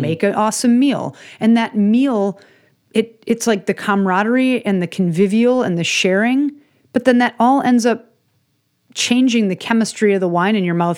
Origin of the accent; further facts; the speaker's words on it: Chicago, Illinois, United States; I grew up in Chicago